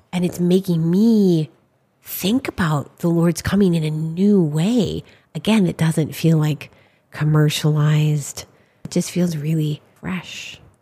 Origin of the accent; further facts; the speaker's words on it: Saint Paul, Minnesota, United States; I'm from Saint Paul, Minnesota.